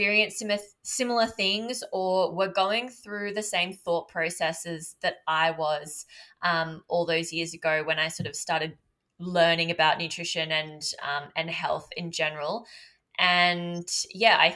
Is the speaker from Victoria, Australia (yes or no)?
no; Byron Shire, New South Wales, Australia; I grew up in Byron Shire